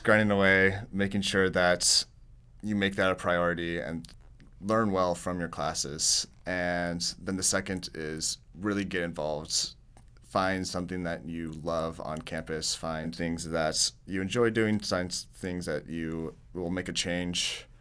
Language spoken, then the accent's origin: English; Tulsa, Oklahoma, United States; I'm from Tulsa, Oklahoma.